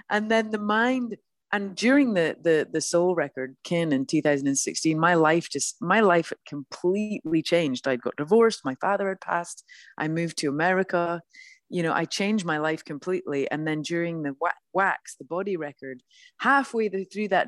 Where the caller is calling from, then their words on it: Los Angeles, California, United States; I'm calling you from sunny Los Angeles.